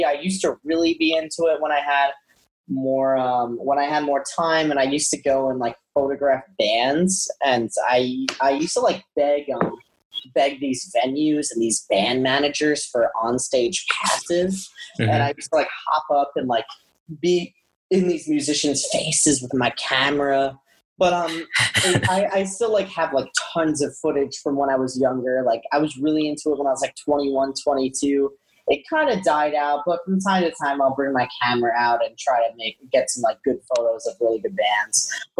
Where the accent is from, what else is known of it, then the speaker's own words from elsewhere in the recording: New York, United States; Being a New Yorker, you're used to getting punched in the face by life over and over again.